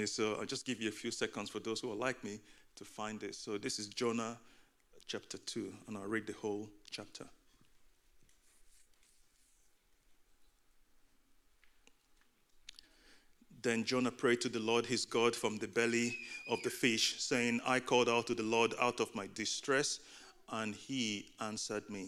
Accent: Nigeria; also born or lived in United Kingdom; now in Boston, United States; In the first third of my life, I was growing up in Nigeria. I was raised in a Christian home.

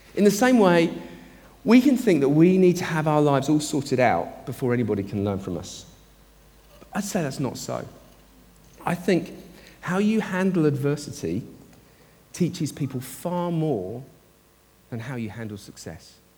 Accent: United Kingdom; us as British people.

